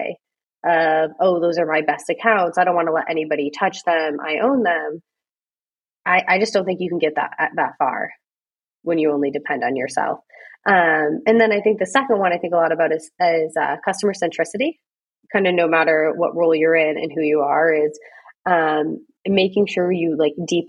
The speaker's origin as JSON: {"language": "English", "town": "North Adams", "region": "Massachusetts", "country": "United States", "tie": "born or raised there", "moved": "as an adult", "lives_now": "San Francisco, United States", "said": "I grew up right around Williams in the town next door called North Adams."}